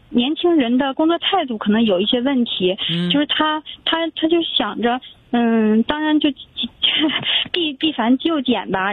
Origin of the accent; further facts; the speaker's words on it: Changchun, Jilin, China; moved away as an adult; now in Nanjing, China; 咱们长春人，现在南京工作